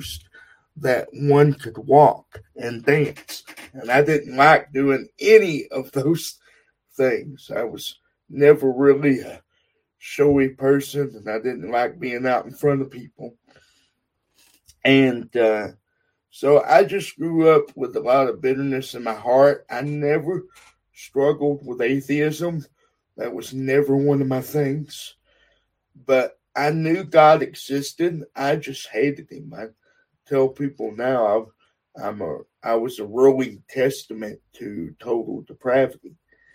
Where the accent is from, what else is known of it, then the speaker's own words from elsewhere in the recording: Texas, United States; now in Utah, United States; I am from Texas, born and raised